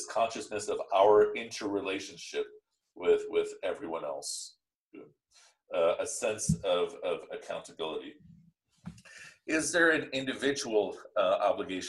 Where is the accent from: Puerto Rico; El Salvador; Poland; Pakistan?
Pakistan; I'm Pakistani